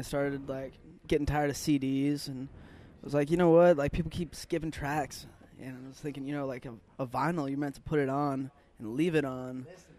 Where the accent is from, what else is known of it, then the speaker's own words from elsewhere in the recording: Roseburg, Oregon, United States; now in Portland, United States; I was born in Roseburg, Oregon. POS town kind of sucks.